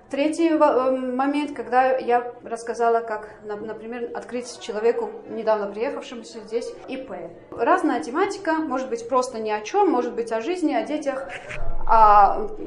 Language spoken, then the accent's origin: Russian; Georgia; 12 э, лет у меня была своя фирма в Грузии, я сама из Грузии приехала.